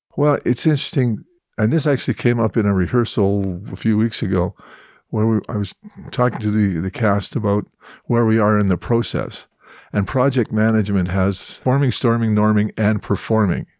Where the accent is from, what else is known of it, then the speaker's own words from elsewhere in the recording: Edmonton, Alberta, Canada; now in Calgary, Canada; I'm originally from Edmonton